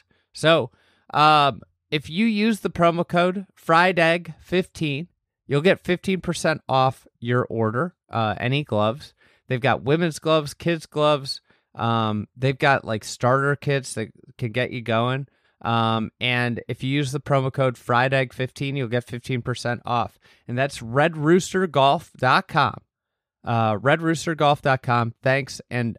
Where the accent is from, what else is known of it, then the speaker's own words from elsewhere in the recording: Chicago area, Illinois, United States; I'm not from Sugar Grove, Illinois.